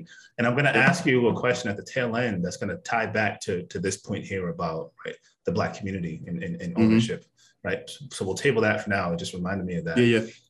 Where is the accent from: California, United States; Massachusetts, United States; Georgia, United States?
Massachusetts, United States; Boston; now in Tucson, United States; I'm from Boston.